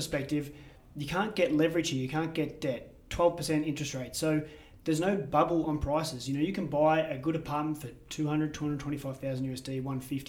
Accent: Australia; now in Medellín, Colombia; I'm from Australia

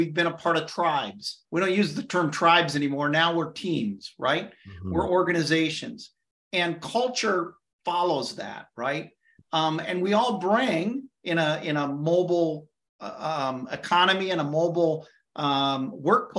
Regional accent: Illinois, United States; moved away; I'm originally from Illinois, so I know Chicago really well

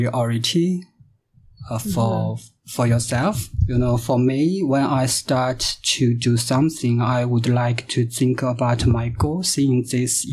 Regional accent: China; moved away as an adult; now in Canada; I'm from China.

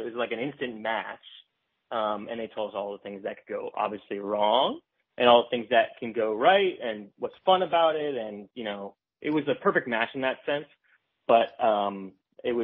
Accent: close to Saratoga, New York, United States; I grew up in New York, close to Saratoga.

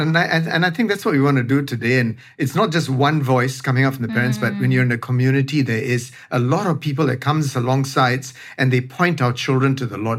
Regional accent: Singapore; as the Singaporean

